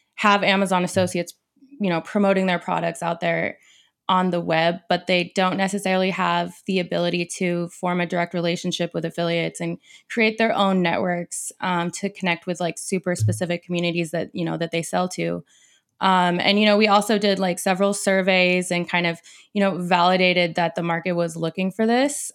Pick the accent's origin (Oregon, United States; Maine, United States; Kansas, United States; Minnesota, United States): Oregon, United States; Portland; I'm from Central Oregon, but I've been raised in Portland pretty much my whole life